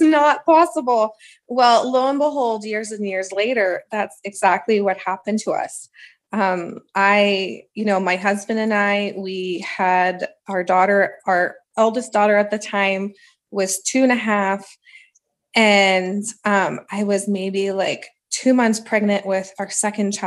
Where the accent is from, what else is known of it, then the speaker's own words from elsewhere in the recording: Ottawa, Ontario, Canada; now in Edmonton, Canada; I'm from Ottawa. And so that's where I grew up